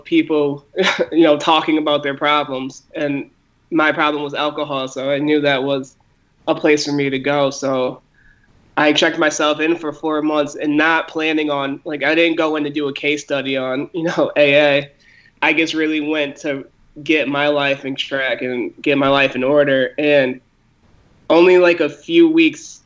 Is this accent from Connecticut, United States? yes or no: yes; Waterbury, Connecticut, United States; I'm from Connecticut, Waterbury, Connecticut